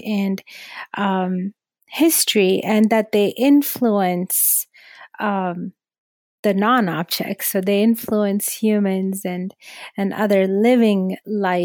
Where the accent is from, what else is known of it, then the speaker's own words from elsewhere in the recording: Karachi, Sindh, Pakistan; moved away as an adult; now in United States; originally from Karachi, from Pakistan. And, I grew up there and then I had an arranged marriage, came to the U.S.